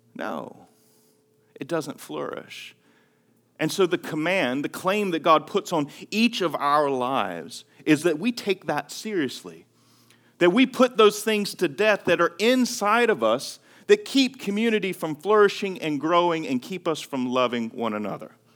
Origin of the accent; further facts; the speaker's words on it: Greenville, North Carolina, United States; moved away as an adult; my hometown. Greenville, North Carolina